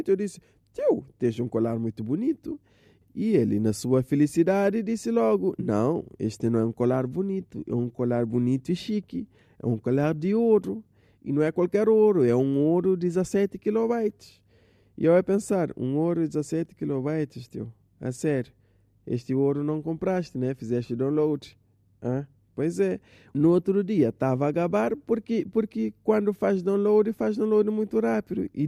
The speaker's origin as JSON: {"language": "Portuguese", "town": "Assomada", "region": "Santa Catarina", "country": "Cape Verde", "said": "Ah, pois é, sou de Somada."}